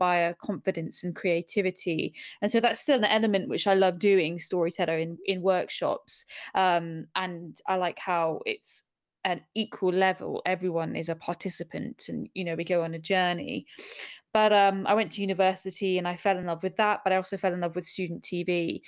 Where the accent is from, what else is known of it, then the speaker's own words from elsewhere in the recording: Bahrain; also born or lived in Abu Dhabi, United Arab Emirates; now in London, United Kingdom; So I grew up in the Middle East in Bahrain and Abu Dhabi, and then I moved to Surrey